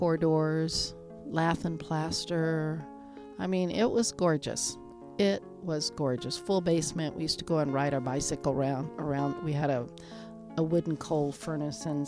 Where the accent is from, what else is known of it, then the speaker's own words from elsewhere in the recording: Portland, Oregon, United States; growing up in Albina